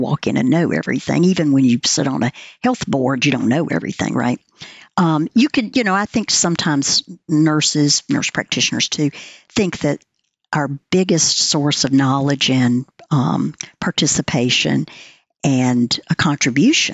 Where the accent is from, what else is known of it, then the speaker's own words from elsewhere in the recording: the South, Southern United States, United States; I'm a Southerner